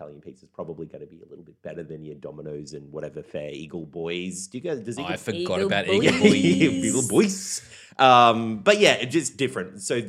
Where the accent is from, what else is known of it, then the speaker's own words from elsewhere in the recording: Brisbane, Queensland, Australia; now in Melbourne, Australia; Being from Brisbane, maybe like, and you know, the outer suburbs of Brisbane, grew up maybe a little bit less cultured, not eating traditional Italian and pizza that much.